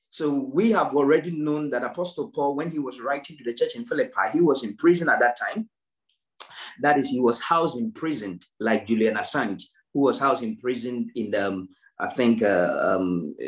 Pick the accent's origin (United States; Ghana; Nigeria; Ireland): Ghana; now in United Kingdom; If you look at me, Ghanaian, it doesn't matter how I try to preach a British accent, it will not work